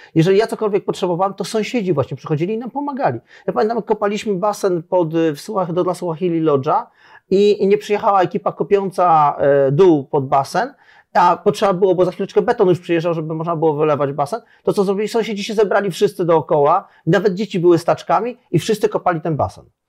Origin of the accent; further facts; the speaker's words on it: Poland; moved away as an adult; now in Zanzibar, Tanzania; jestem z Polski